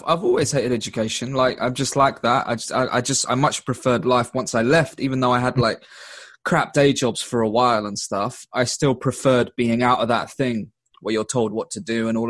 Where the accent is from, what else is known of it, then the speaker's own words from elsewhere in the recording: London, United Kingdom; also born or lived in Bolton; I'm from East London.